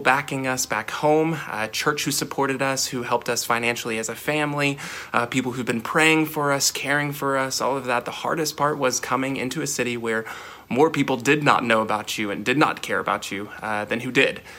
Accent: Northwest Arkansas, United States; moved away as an adult; now in Kansas City, United States; we're from Northwest Arkansas

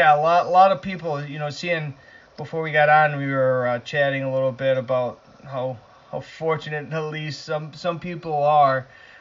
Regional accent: the Northeast, New York, United States; especially growing up in the Northeast here

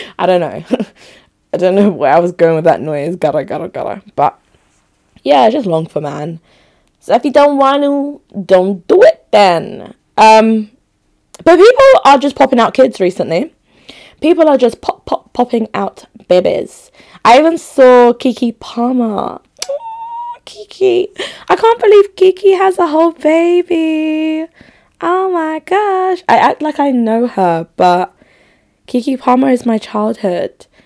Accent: Enugu, Enugu State, Nigeria; born there; Luckily I knew where I was born. Like I was born in Enugu. Like I'm Igbo through and through Enugu babe.

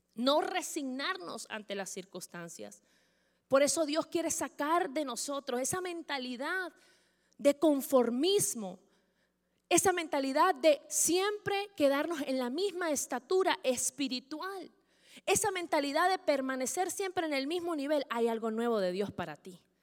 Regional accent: Venezuela; los que somos venezolanos

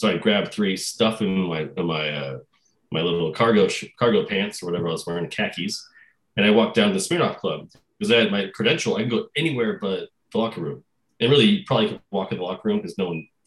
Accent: Santa Rosa, California, United States; Pioneer High School in Santa Rosa. So, north of the Bay Area, about an hour

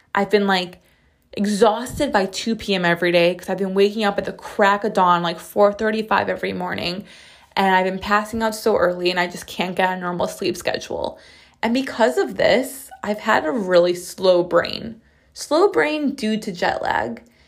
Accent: United States; I'm as American as it gets.

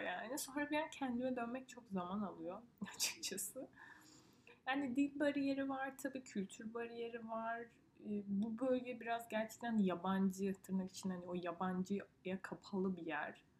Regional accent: Turkey; moved away as an adult; also born or lived in northern Italy; now in Italy

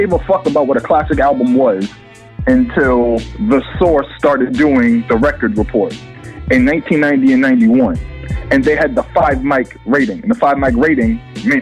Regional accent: Boston, Massachusetts, United States; I'm from Boston, Lower Roxbury, South End

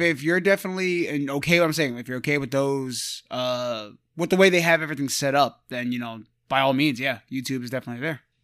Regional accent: New York, United States; we're from New York

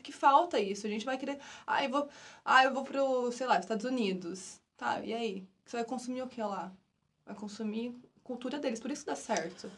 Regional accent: Brazil; eu adoro o país, nosso país, mas eu acho que antes de ser brasileira, eu sou muito latina

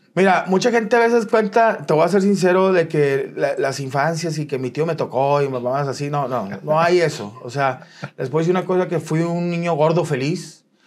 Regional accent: Monterrey, Nuevo León, Mexico; soy de aquí en Monterrey, soy del 8-2

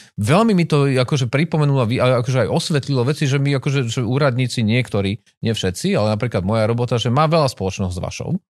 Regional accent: Žilina, Žilina Region, Slovakia; Ja som sa narodil v Žiline.

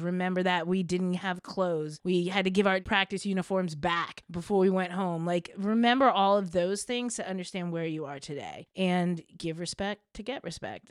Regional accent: Princeton, New Jersey, United States; I grew up in Princeton, New Jersey

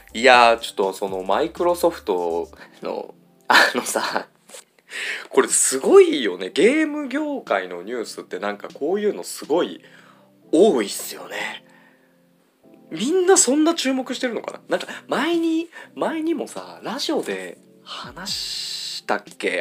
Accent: Ibaraki, Japan; 僕地元が茨城で

